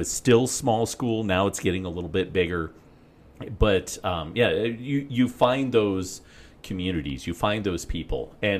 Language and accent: English; Fort Morgan, Colorado, United States; moved away; also born or lived in Pueblo, Colorado; I'm from Fort Morgan, but I went to college in Pueblo.